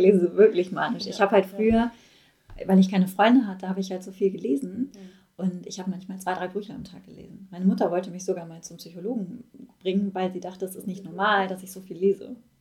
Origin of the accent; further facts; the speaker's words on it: Ruhr area, North Rhine-Westphalia, Germany; ich komme aus dem Ruhrpott, ich bin, das fließt durch meine Adern